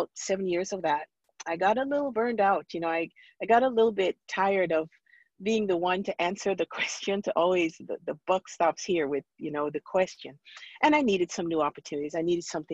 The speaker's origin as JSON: {"language": "English", "town": "Montego Bay", "country": "Jamaica", "also_born_or_lived": "New York / Maryland / Kansas City", "moved": "as an adult", "said": "I'm originally from Montego Bay, Jamaica. And so I came to this country, I moved to New York, and then I was down in Maryland"}